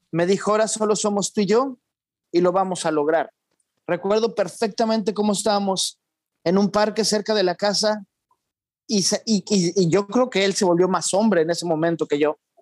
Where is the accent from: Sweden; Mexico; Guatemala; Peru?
Mexico; moved away as an adult; also born or lived in London / Spain / Lebanon / Portland, United States; now in United States; yo crecí en México hasta los 18